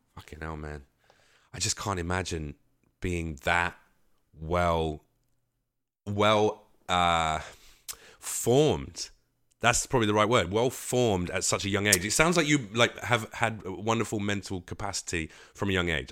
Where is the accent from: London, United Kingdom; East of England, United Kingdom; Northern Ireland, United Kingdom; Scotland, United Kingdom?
London, United Kingdom; now in Los Angeles, United States; I consider myself an East Coast comic, even though I'm a Londoner.